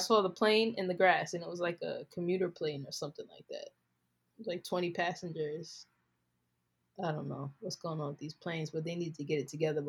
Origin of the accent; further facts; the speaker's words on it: New York, United States; I'm from New York, where the mob lives.